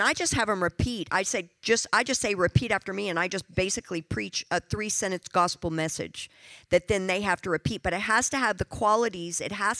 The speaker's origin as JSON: {"language": "English", "country": "South Africa", "said": "I'm from South Africa. Find another South African in here and somewhere."}